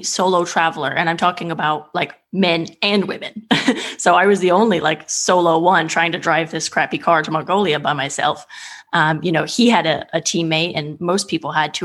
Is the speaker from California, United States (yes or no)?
yes; California, United States; also born or lived in Eastern Germany / England; now in Italy; I'm from California originally.